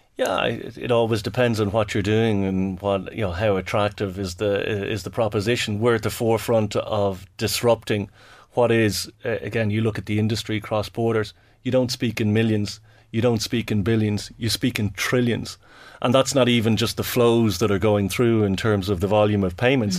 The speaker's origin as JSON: {"language": "English", "town": "Dublin", "region": "Leinster", "country": "Ireland", "said": "I'm from Dublin."}